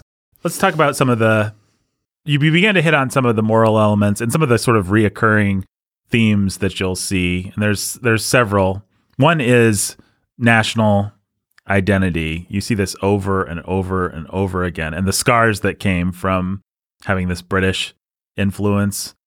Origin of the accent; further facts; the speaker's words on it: United States; as an American